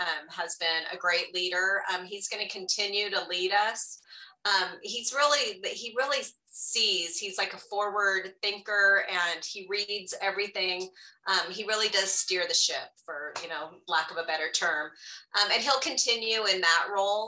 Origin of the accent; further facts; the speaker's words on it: Southern California, United States; moved away as an adult; also born or lived in Santa Barbara County, California; now in Tucson, United States; born and raised in Southern California